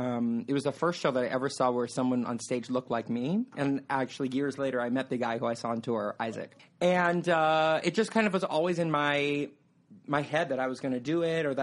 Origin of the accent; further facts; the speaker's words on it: California, United States; moved away as an adult; now in New York, United States; I'm from California. I'm super beachy